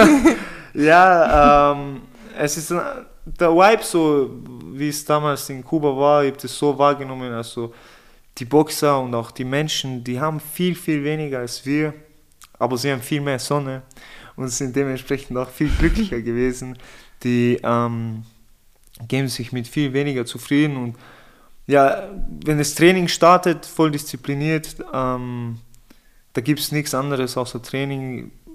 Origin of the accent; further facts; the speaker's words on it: Innsbruck, Tyrol, Austria; also born or lived in Vienna; ich bin in Innsbruck geboren, in Innsbruck aufgewachsen.